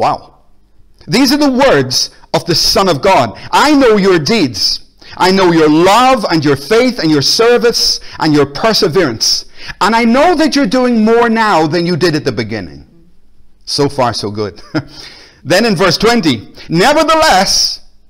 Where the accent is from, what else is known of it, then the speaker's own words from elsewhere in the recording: Belfast, Northern Ireland, United Kingdom; now in Glasgow, United Kingdom; I grew up in Belfast